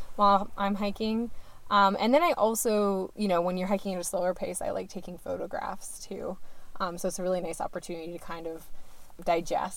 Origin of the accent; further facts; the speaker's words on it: Barnstead, New Hampshire, United States; I grew up in Barnstead, New Hampshire, which is about an hour and a half from Franconia Notch.